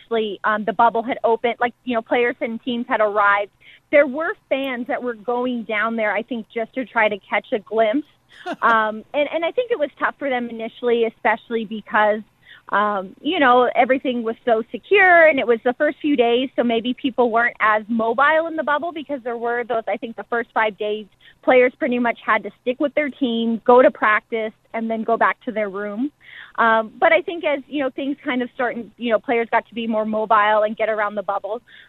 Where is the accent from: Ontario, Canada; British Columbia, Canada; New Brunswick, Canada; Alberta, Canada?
Alberta, Canada; Edmonton; I'm from Edmonton. This is where I had my introduction to the sport and where I fell in love with the game